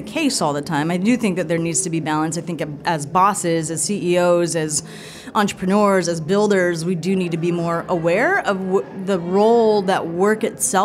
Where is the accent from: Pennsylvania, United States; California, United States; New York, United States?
California, United States; Fresno; also born or lived in Toledo, Ohio; my hometown, which is in Fresno, California.